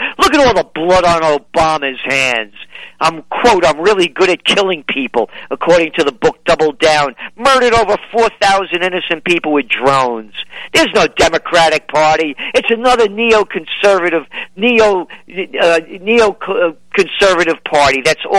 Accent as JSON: {"language": "English", "region": "New York", "country": "United States", "said": "you know, I'm a New Yorker, you know"}